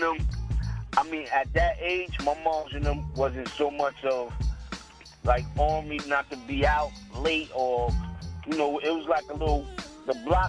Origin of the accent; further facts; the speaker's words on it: Brooklyn, New York, United States; born there; I was born in Brooklyn, you know what I'm saying?